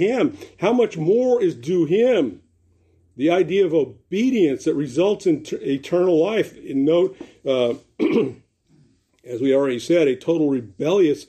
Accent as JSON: {"language": "English", "town": "Los Angeles", "region": "California", "country": "United States", "tie": "born or raised there", "said": "I grew up in Venice Beach, incidentally. Kathy and I are graduates of Venice High School"}